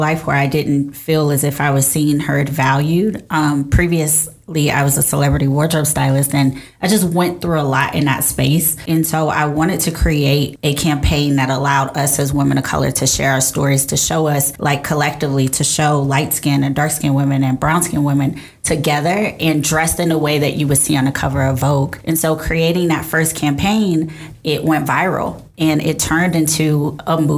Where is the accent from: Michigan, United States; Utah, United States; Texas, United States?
Texas, United States; Houston; also born or lived in New Jersey; now in New York, United States; I am from Houston, Texas. Now I live in New York, New Jersey